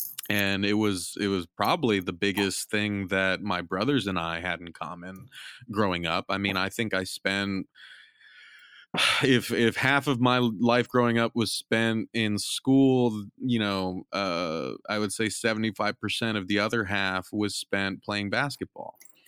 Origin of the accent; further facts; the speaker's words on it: California, United States; growing up in Southern California, just kind of outside